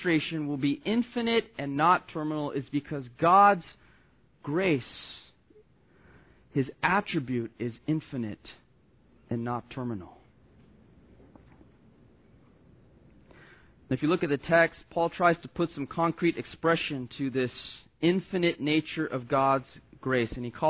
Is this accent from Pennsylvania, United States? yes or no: no; Southern California, United States; growing up in Southern California